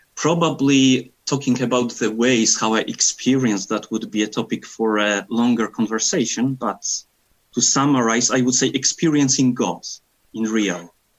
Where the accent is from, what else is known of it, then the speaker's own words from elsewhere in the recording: Poland; now in Scotland, United Kingdom; I am from Poland and currently living in Scotland.